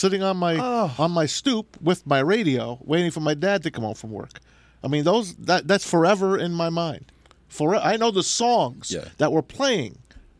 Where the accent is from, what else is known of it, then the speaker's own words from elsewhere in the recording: New Jersey, United States; now in Michigan, United States; I grew up in New Jersey